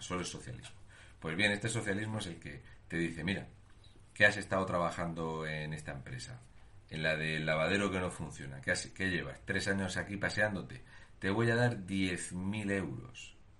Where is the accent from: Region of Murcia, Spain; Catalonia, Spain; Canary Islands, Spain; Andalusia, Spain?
Region of Murcia, Spain; un murciano encabronao